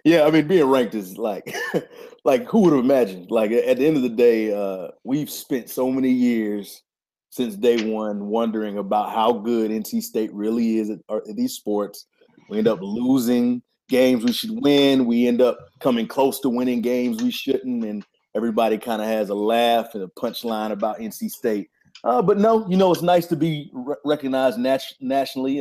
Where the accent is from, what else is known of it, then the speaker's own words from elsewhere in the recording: Wilmington, North Carolina, United States; moved away as an adult; also born or lived in Raleigh, North Carolina; I'm from Wilmington, North Carolina, lived in Raleigh for the past, uh, few years since two thousand four.